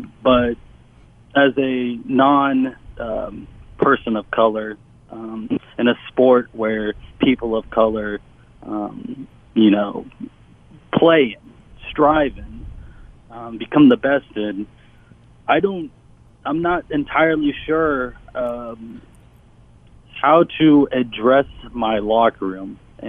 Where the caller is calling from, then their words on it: Louisville, Kentucky, United States; I am calling from Jefferson County in Kentucky.